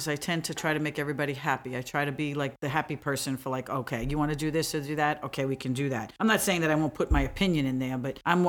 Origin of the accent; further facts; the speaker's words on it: New York City, New York, United States; but I grew up in Brooklyn.